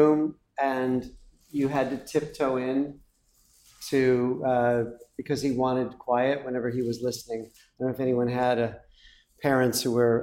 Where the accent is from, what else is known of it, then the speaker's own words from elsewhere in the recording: Chicago, Illinois, United States; moved away; I'm from Chicago